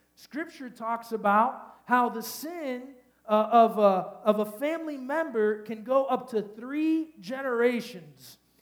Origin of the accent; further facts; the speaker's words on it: Miami, Florida, United States; I'm from Miami